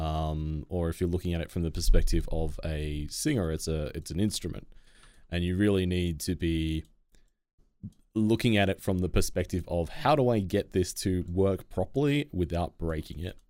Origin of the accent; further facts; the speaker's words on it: Australia; as an Australian